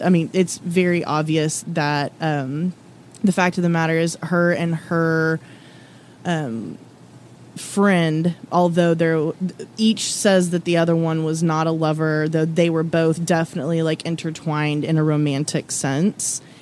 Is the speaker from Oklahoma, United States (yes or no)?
yes; Oklahoma, United States; also born or lived in Texas; now in Lexington, United States; My brother and I were born in Texas and raised in Oklahoma